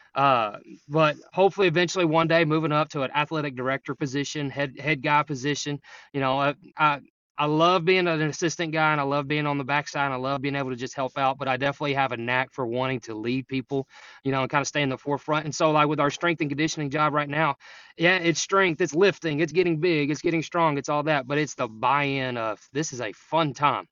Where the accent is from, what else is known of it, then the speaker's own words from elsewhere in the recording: Jefferson, Texas, United States; now in Sulphur Springs, United States; I'm from Jefferson, so I'm back Piney Woods, right on the border of Oklahoma, or, uh, Louisiana and Texas